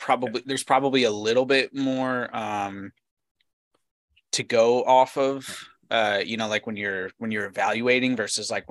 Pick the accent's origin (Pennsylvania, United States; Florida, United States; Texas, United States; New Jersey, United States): Pennsylvania, United States; Scranton; played high school baseball at Scranton High in Scranton, Pennsylvania. Shout out to my hometown